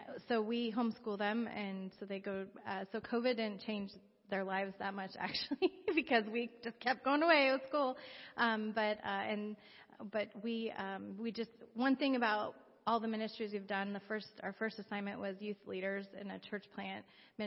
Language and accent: English; United States; moved away as an adult; also born or lived in Chicago; now in Mexico; I grew up in the Quad Cities, so not very far away from here